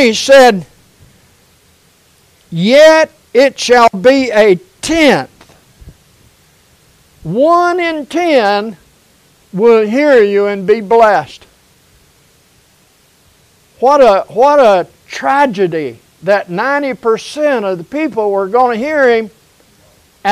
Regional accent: United States; I grew up in America, in a totally different America then than what we have now

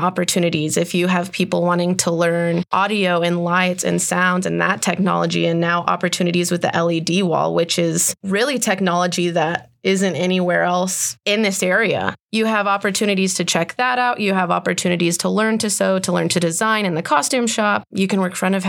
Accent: Midland, Texas, United States; I grew up in Midland, and I grew up going and seeing shows

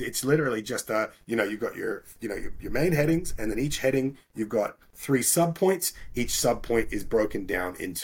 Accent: Bermuda; moved away; also born or lived in Australia; I grew up in Bermuda, which is a little island just above the Caribbean

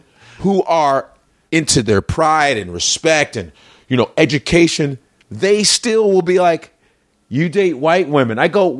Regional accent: Chicago, Illinois, United States; also born or lived in Lincoln, Nebraska; now in New York, United States; we're both from Chicago

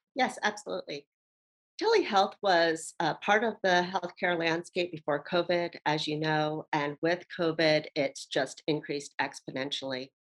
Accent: Baltimore, Maryland, United States; now in Hawaii, United States; I'm originally from Baltimore, Maryland, uh, but I've been here in Hawaii for 20 years.

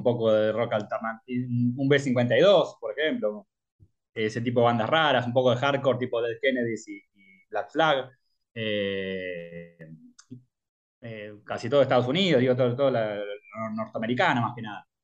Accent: Argentina; Como argentino

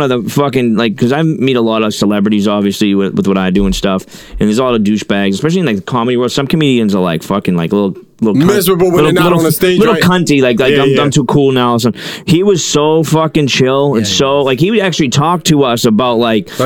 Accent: Boston, Massachusetts, United States; also born or lived in Las Vegas; this kid that I grew up with in Charlestown, in the fucking projects, and then when I lived in Las Vegas

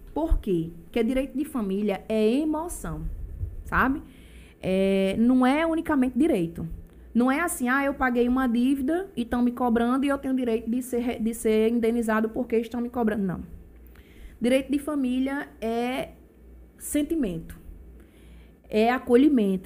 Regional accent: Brazil; moved away as an adult; now in João Pessoa, Brazil; eu morei a vida toda em Bahia. Tem pouco tempo que eu moro em João Pessoa. Eu construí minha vida lá em Bahia

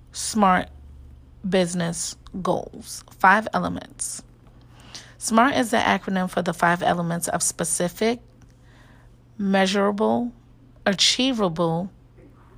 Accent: New York, United States; I am from New York

